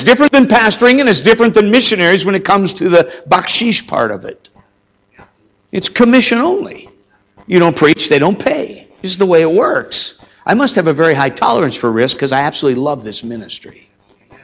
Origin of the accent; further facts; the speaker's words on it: Minnesota, United States; moved away; I remember meeting number one was my hometown in Minnesota.